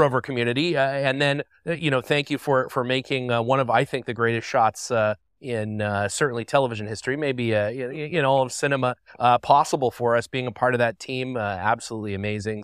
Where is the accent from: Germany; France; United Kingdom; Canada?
Canada; I'm from Canada